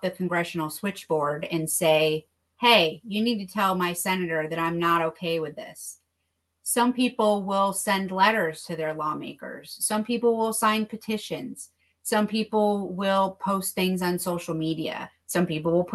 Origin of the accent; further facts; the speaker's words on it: New York, United States; I've seen it happen in my home state